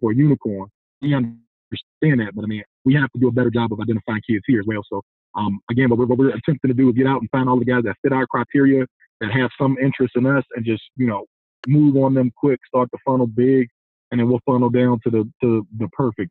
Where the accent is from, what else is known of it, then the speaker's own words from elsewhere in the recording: Lynchburg, Virginia, United States; moved away; also born or lived in Atlanta, Georgia; I'm originally from Atlanta, but I grew up in Lynchburg, Virginia. I went to EC Glass, graduated from Liberty University. So I'm a Virginia guy